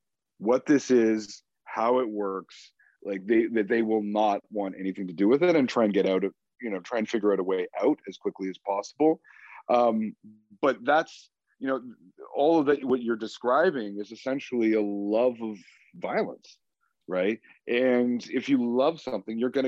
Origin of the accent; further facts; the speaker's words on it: Canada; I'm a Canadian and I'm a proud Canadian